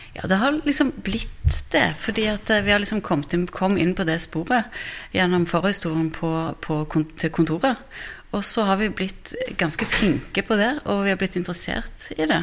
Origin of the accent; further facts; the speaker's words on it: Stavanger, Rogaland, Norway; selv er jeg fra Stavanger, så jeg har jo vokst opp med Domkirken